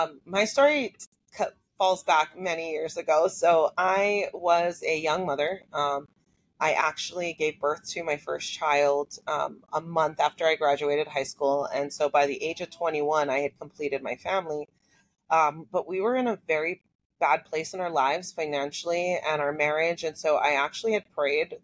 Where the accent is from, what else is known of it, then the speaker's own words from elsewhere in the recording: Hawaii, United States; growing up in Hawaii